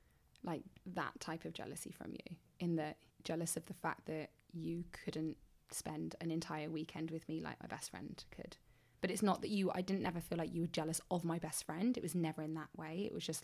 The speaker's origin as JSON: {"language": "English", "region": "England", "country": "United Kingdom", "said": "I'm from England."}